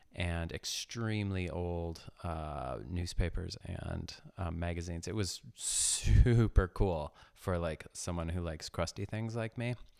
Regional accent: Ames, Iowa, United States; I was born in Ames, Iowa, just north of Des Moines

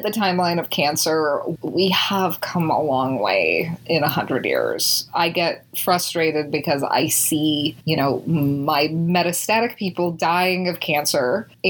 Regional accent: Utah, United States; who is a famous Republican from Utah, my home state.

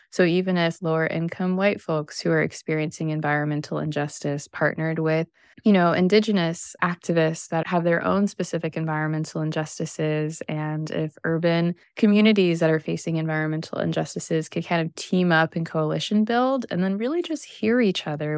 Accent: Missouri, United States; now in Southern California, United States; coming from the Midwest, I grew up in Missouri

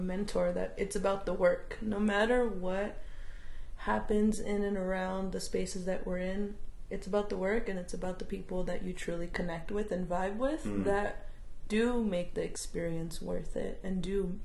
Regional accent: Southern California, United States; moved away; I grew up in Southern California

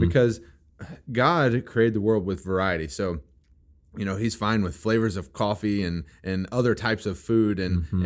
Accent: Missouri, United States; also born or lived in Kentucky; I am from Missouri, and I love my Missouri

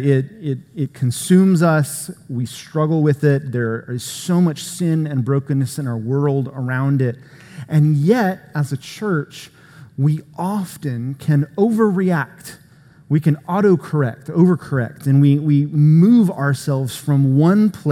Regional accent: Florida, United States; Florida, where I'm from, with beaches and things. No, a good part of the state of Florida looks a lot more like Georgia than it does Florida. Sometimes I will tell people that I'm not from Florida, I'm from Georgia-bama

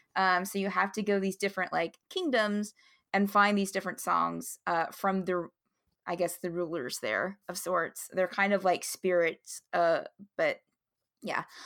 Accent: West Virginia, United States; I live in West Virginia, and I was born and raised in West Virginia

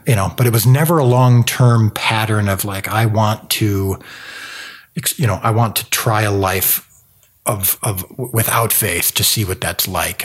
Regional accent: Zion, Illinois, United States; I grew up in a place called Zion, Illinois

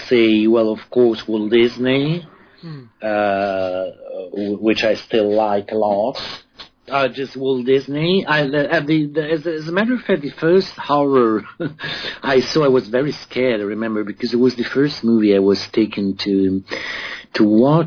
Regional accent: Rome, Lazio, Italy; I grew up in Rome mostly. I grew up in Rome

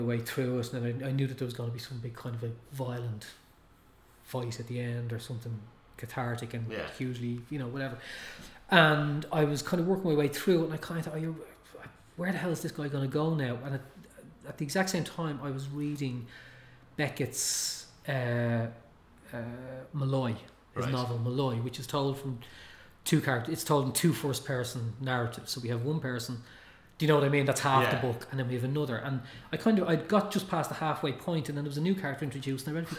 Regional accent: Tallaght, Leinster, Ireland; growing up in Talla, where we had English channels.

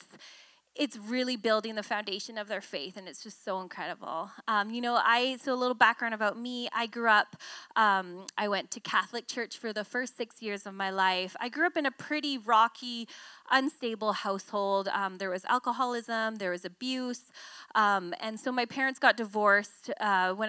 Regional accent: Victoria, British Columbia, Canada; I grew up in Victoria.

